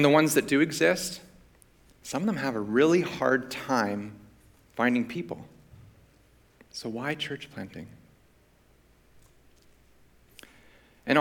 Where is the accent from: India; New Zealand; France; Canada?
Canada; Vancouver, British Columbia; I grew up in Vancouver, so not too far from here